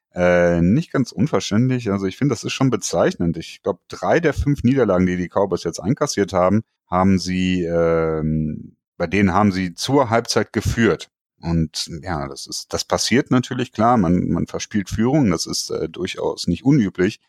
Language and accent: German; Germany; bei uns in Deutschland